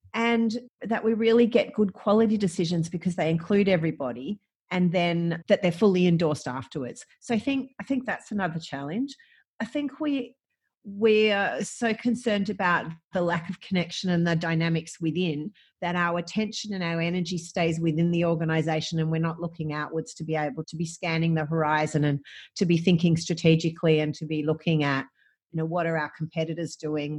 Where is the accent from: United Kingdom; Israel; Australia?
Australia; Gippsland, Victoria; I grew up, I grew up in Gippsland, I grew up on a farm